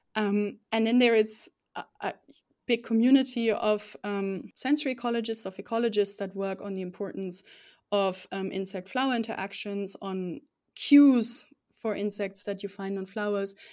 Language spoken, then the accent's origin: English; Rhineland-Palatinate, Germany; now in Konstanz, Germany; I grew up in the southwest of Germany, um, beautiful Palatinate it's called.